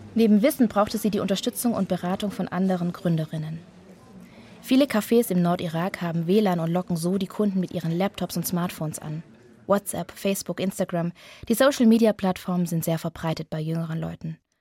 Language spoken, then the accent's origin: German; Germany; Ich bin aus Deutschland